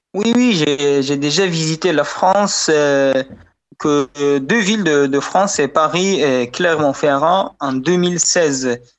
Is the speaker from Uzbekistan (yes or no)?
yes; Bukhara, Bukhara Region, Uzbekistan; French is a second language; now in Tashkent, Uzbekistan; suis d'origine de Bukhara, qui est une ville très ancienne de l'Asie centrale, qui a 2500 ans. Mais aujourd'hui, j'habite Tashkent